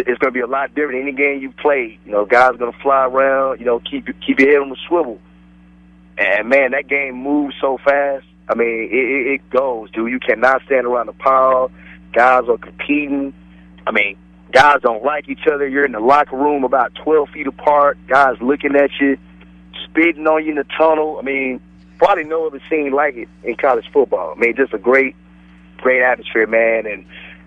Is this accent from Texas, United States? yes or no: yes; Dallas-Fort Worth area, Texas, United States; I grew up right in the Dallas-Fort Worth area